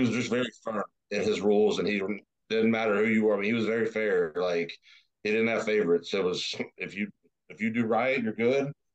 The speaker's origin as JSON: {"language": "English", "town": "Lakeway", "region": "Texas", "country": "United States", "tie": "born or raised there", "also_born_or_lived": "Austin, Texas / Dallas-Fort Worth, Texas", "moved": "as an adult", "lives_now": "Houston, United States", "said": "growing up there, that was normal to me"}